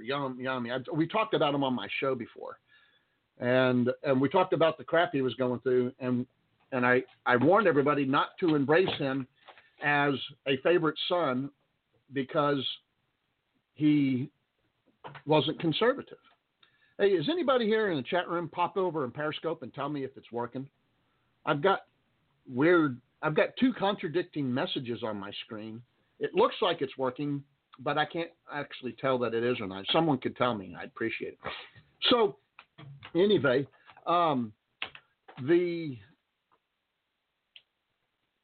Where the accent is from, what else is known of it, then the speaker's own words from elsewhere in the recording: Texas, United States; also born or lived in Roswell, New Mexico; I'm a Texan. I'm a Texan pure through and through. Wasn't born here, but I'm a Texan